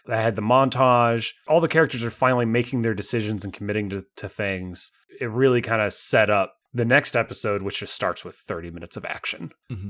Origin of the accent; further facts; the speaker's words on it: United States; I'm an American.